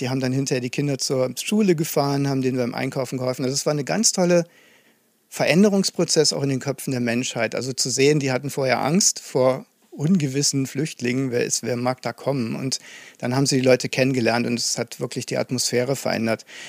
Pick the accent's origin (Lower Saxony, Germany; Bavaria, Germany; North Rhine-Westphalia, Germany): North Rhine-Westphalia, Germany; Aachen; moved away as an adult; now in Dresden, Germany; Also ich bin gebürtiger Aachener, komme also aus dem Westen sozusagen.